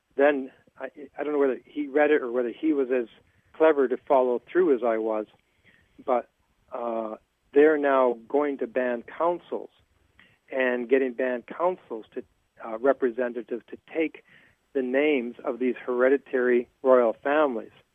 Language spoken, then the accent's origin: English; Terrace, British Columbia, Canada; my hometown of Terrace